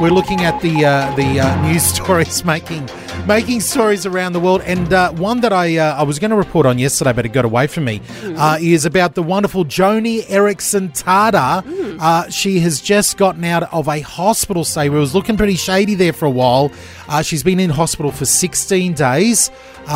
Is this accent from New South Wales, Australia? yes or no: no; Gold Coast, Queensland, Australia; I grew up on the Gold Coast